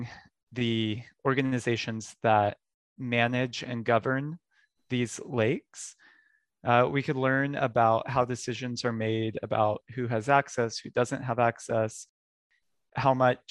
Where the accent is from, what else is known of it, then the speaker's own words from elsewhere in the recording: Texas, United States; I grew up in Texas, where I used to play outside year round.